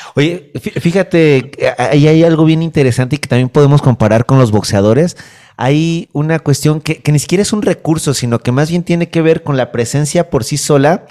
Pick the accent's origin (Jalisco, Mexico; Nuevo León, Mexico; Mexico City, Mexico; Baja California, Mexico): Mexico City, Mexico; Yo soy del, Olivar del Conde